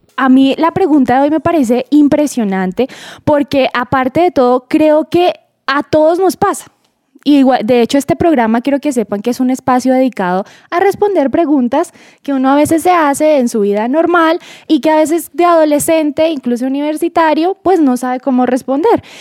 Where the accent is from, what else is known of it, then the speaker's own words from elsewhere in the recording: Boyacá, Colombia; now in Bogotá, Colombia; Yo no soy bogotana, yo soy boyacense, pero uno, después de vivir tanto tiempo acá, se le pegan palabras